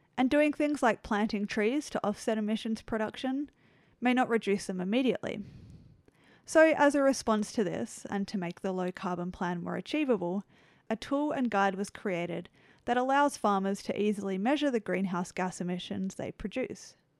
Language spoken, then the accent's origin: English; Australia; my home country, Australia